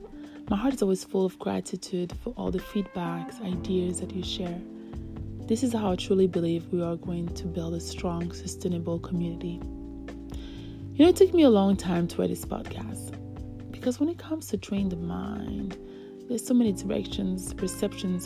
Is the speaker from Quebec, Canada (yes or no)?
no; Calgary, Alberta, Canada; I'm from Calgary